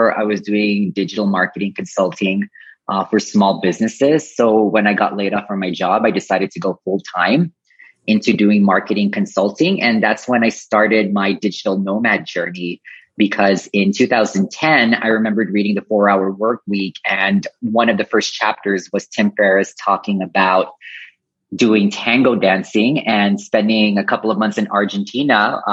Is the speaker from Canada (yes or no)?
no; Guam; moved away as an adult; also born or lived in Philippines / Philadelphia / Kyoto / Tokyo; My family is from the Philippines, but I was born and raised in Guam, which is a U.S. territory. Lived there for 18 years.